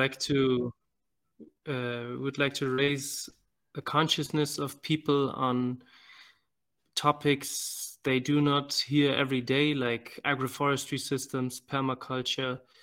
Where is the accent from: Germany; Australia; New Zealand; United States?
Germany; moved away as an adult; also born or lived in Venezuela / Nicaragua; now in Malawi; I was born in Venezuela and raised in Germany